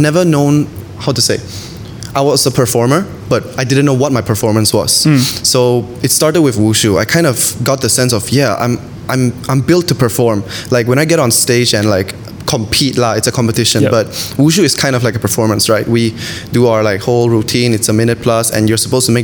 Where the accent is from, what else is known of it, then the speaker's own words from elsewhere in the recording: Malaysia; I'm half Chinese and I'm half Swedish. Yeah, but I'm totally Malaysian. So look at me, I'm Malaysian